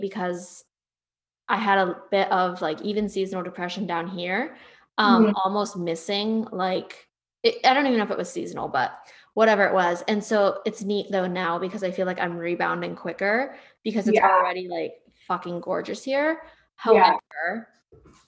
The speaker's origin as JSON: {"language": "English", "region": "Northeast", "country": "United States", "moved": "yes", "lives_now": "Texas, United States", "said": "I'm going to keep my Northeastern roots"}